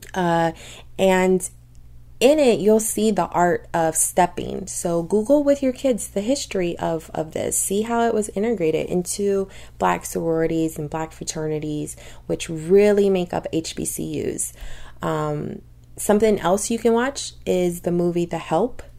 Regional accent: Louisiana, United States; I tell him Louisiana

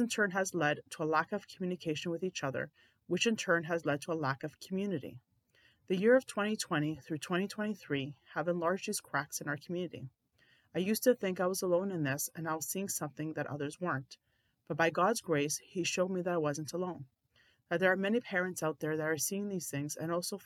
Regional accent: Canada; I'm a mother, I'm an Orthodox Christian, I'm Canadian

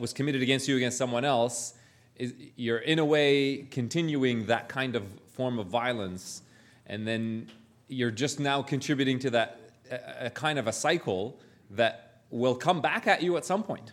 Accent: Canada

